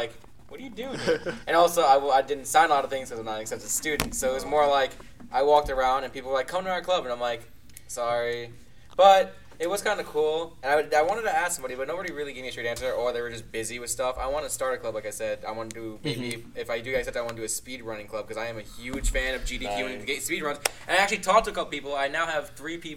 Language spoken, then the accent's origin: English; New York, United States; I'm from New York